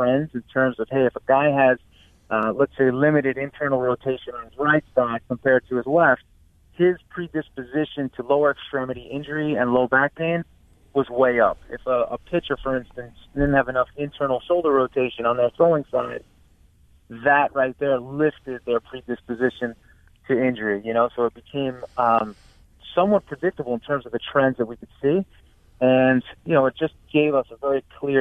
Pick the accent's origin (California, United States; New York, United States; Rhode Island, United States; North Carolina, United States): New York, United States; moved away as an adult; now in Stamford, United States; us New York guys